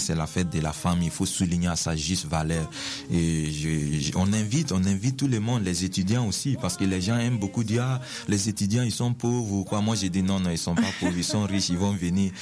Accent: Burkina Faso; moved away as an adult; now in Quebec, Canada; dans mon pays, euh, je viens du Burkina Faso, un pays en Afrique de l'Ouest

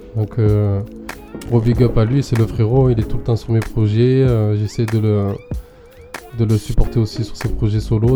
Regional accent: Marseille, Provence-Alpes-Côte d'Azur, France; je viens d'ici, je suis un français, je suis de Marseille

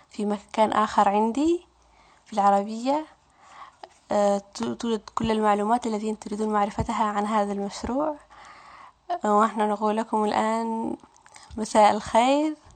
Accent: Raqqa, Raqqa Governorate, Syria; now in Quebec, Canada; مرحبا أصدقائي … أنا سورية من مدينة الراقة أنا أعيش في كندا حاليا في كيبيك أعيش في كندا منذ سنتين

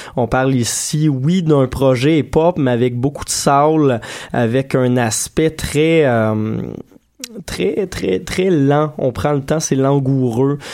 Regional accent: Saint-Hyacinthe, Quebec, Canada; now in Montreal, Canada; mon patelin natal de Saint-Hyacinthe

